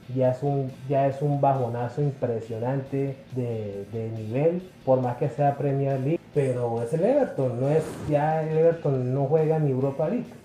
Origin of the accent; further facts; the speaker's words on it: Colombia; yo soy colombiano, Yo no soy peruano ni, ni brasileño ni nada por el estilo, yo soy de aquí como, como todos nosotros